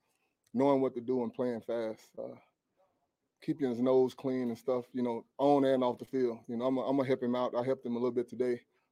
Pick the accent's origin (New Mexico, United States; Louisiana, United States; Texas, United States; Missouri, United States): Texas, United States; East; moved away as an adult; also born or lived in Philadelphia; I'm from Texas. It's my home state